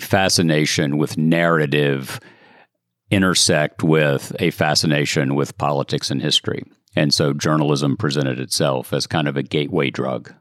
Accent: Chattanooga, Tennessee, United States; I grew up in Chattanooga, Tennessee

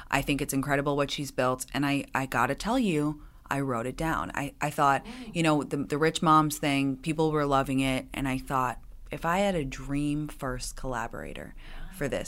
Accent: England, United Kingdom; moved away as an adult; I well, I grew up in England, and Brits have an incredible sense of dry, oh. sarcastic

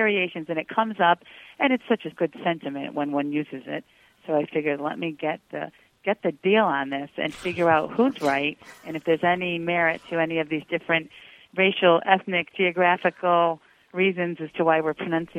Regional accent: Connecticut, United States; I was born and raised in Connecticut

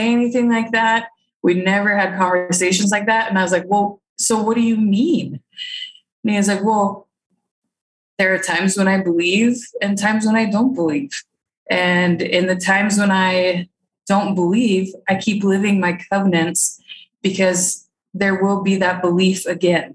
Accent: northern Minnesota, United States; I was born and raised in Minnesota, northern Minnesota

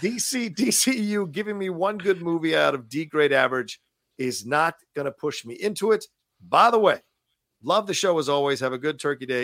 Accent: Virginia, United States; moved away as an adult; I grew up in Virginia twenty-six years

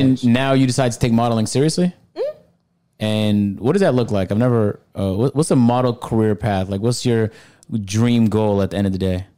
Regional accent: Canada; I'm Canadian, so.

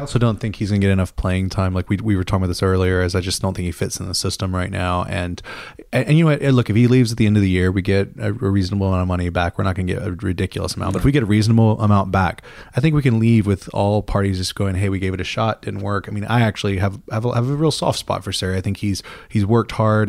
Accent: Mississippi, United States; moved away as an adult; also born or lived in England; growing up in Mississippi

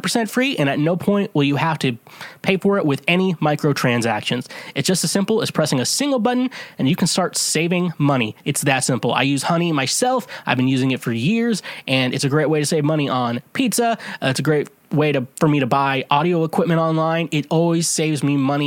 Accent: Midwest, United States; I'm from the Midwest

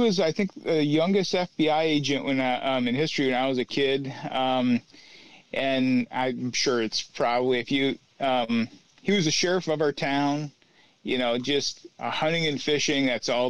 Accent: Watkins Glen, New York, United States; In the Finger Lakes in upstate New York. Okay. Watkins Glen, to be exact.

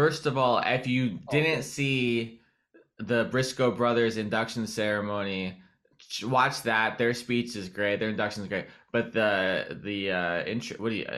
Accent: California, United States; I'm from California

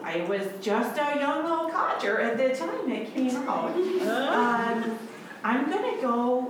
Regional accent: Wisconsin, United States; I'm from Wisconsin. It's real cold there.

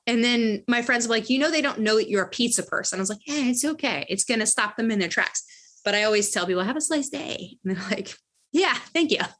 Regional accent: Ohio, United States; now in Brooklyn, New York, United States; I'm from Ohio

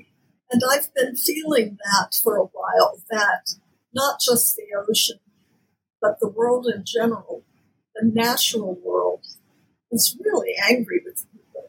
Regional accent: Kansas, United States; now in Nantucket, United States; I'm from Kansas

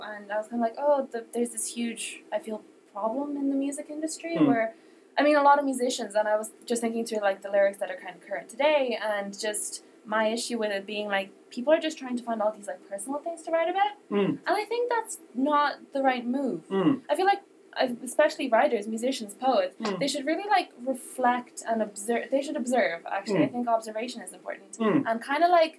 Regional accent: Ireland; growing up in Ireland in general with the music

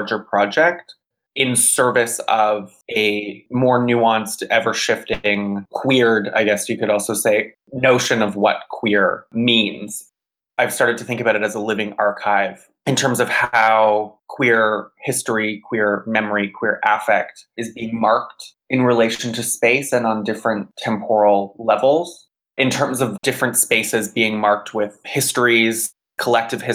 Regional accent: Georgetown, Ontario, Canada; moved away as an adult; now in Montreal, Canada; I grew up in Georgetown, Ontario

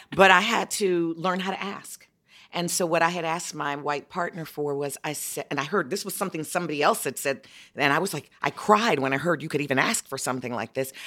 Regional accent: Chicago, Illinois, United States; I'm from well. Chicago, and I had five generations under one roof

